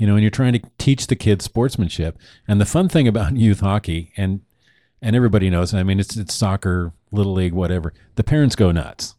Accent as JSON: {"language": "English", "region": "Oregon", "country": "United States", "moved": "as an adult", "lives_now": "Arizona, United States", "said": "Now we're from Oregon"}